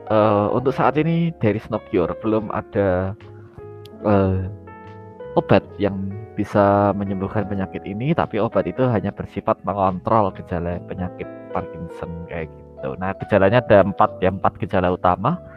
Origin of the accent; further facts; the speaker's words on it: Yogyakarta, Special Region of Yogyakarta, Indonesia; aku asli Jogja tinggal di Jogja